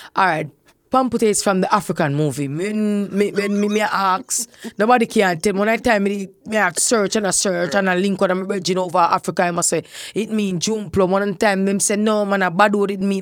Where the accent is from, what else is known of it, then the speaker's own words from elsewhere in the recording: Kingston, Jamaica; I grew up in Fletcher's Land.